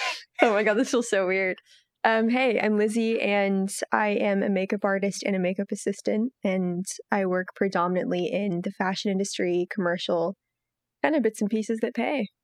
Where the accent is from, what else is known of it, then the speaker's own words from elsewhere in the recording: Milan, Lombardy, Italy; and they brought me up in Italy. And in Italy, I went to an American school, and I grew up in Milan